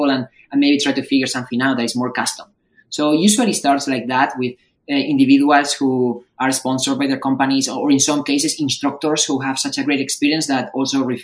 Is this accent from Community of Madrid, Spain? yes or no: yes; Madrid, Community of Madrid, Spain; moved away as an adult; now in Bay Area, United States; I'm also from Madrid